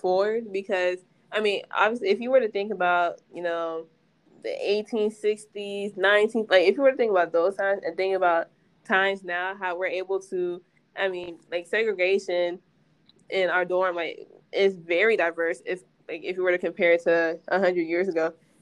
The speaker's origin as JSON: {"language": "English", "country": "Nigeria", "said": "I'm Nigerian"}